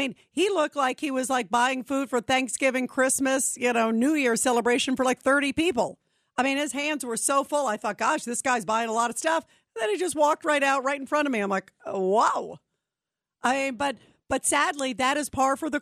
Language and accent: English; New York City, New York, United States; I was born in Brooklyn. You know, I'm a New York gal